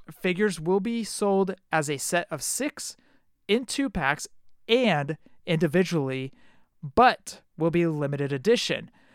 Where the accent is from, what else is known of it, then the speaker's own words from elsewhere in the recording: Oakland, California, United States; I'm from Oakland